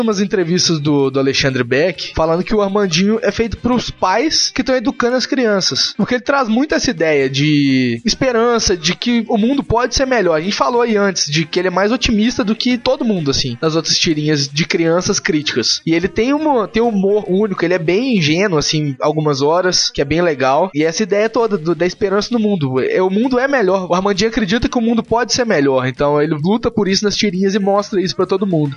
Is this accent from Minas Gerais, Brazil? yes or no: yes; Minas Gerais, Brazil; o podcast randômico nosso daqui de, da galera de Minas